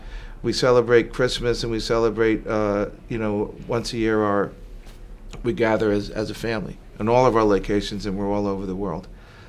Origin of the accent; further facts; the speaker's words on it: Teaneck, New Jersey, United States; born there; also born or lived in Spain / Puerto Rico / California / Florida; Well, I was born in Jersey. They say you're from Jersey, what exit? I was born in Teaneck, New Jersey. But I've lived around the globe, actually, in Spain, Puerto Rico, California, Florida, across the U.S.